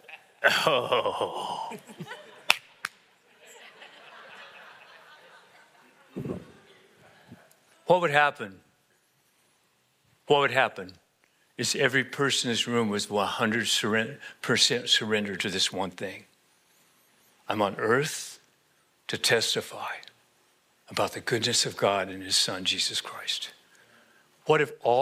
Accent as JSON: {"language": "English", "region": "Colorado", "country": "United States", "moved": "yes", "said": "I'm actually originally from Colorado."}